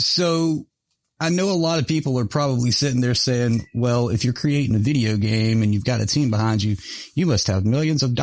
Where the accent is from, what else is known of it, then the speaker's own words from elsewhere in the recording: Mount Airy, North Carolina, United States; I grew up just outside of Mayberry, Mount Airy, North Carolina